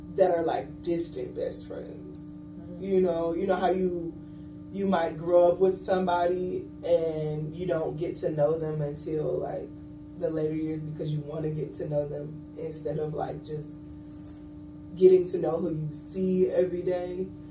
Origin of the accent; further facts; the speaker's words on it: Johns Island, South Carolina, United States; also born or lived in Charleston, South Carolina; I am from Charleston, South Carolina. I was born and raised in Johns Island, South Carolina. That's a really small Gullah Geechee community